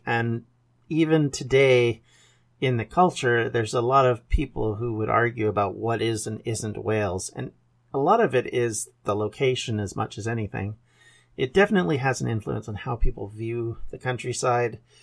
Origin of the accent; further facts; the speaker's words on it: Canada; I am a Canadian, thus my accent does not sound like a Welsh, or, for that matter, English accent